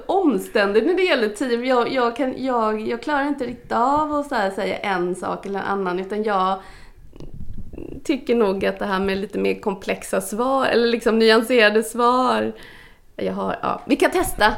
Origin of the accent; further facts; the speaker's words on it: Gothenburg, Västra Götaland, Sweden; född och uppvuxen i Göteborg av eh, indiska föräldrar som kom hit.